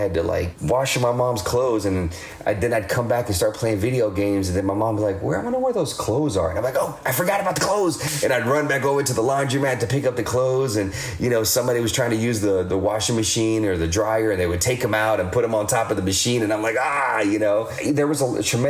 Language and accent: English; Shreveport, Louisiana, United States; I was born in Louisiana, Shreveport, Louisiana